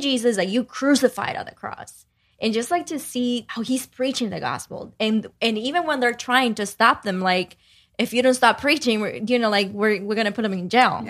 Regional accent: Dominican Republic; moved away; growing up in Dominican Republic

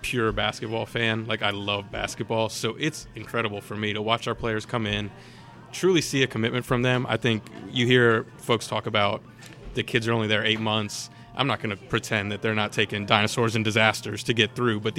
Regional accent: Northern Virginia, United States; also born or lived in Louisville, Kentucky; I grew up mostly in the Northern Virginia area. I moved here when I was 4 years old

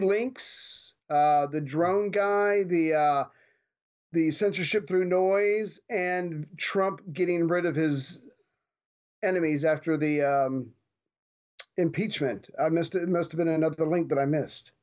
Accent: United States; as an American

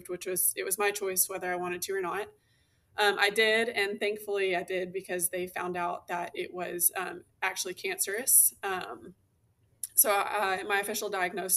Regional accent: Southeast Texas, United States; also born or lived in Houston, Texas / Illinois; now in Central North Texas, United States; I grew up in a really small town in Southeast Texas called Coutts.

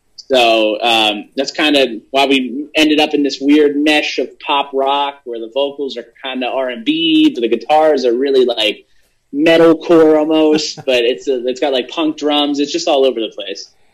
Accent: Hershey, Pennsylvania, United States; I'm originally from Hershey, Pennsylvania

